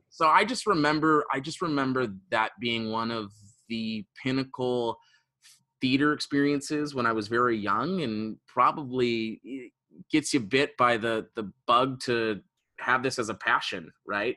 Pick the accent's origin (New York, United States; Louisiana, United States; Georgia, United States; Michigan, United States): Michigan, United States; Detroit; I'm from Metro Detroit